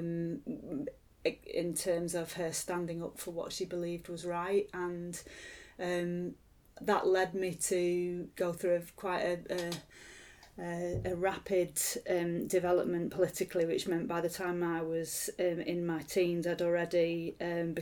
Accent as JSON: {"language": "English", "area": "Lancashire", "region": "North West England", "country": "United Kingdom", "tie": "born or raised there", "also_born_or_lived": "San Francisco, United States", "said": "I was born in San Francisco in 1967 and arrived in Lancashire from there in 1969"}